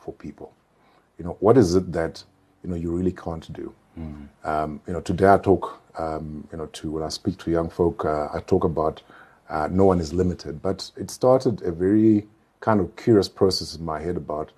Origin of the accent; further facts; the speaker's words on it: Mutare, Manicaland, Zimbabwe; also born or lived in Goromonzi, Zimbabwe; I come from a small town. Yes, I grew up in Mutare